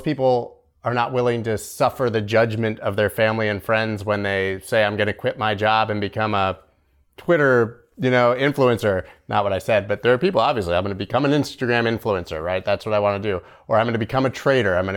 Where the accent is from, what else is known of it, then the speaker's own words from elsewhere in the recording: Canada; I'm Canadian.